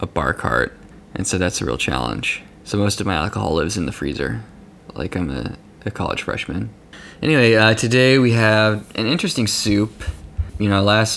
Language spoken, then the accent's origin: English; Lubbock, Texas, United States; moved away; my hometown of Lubbock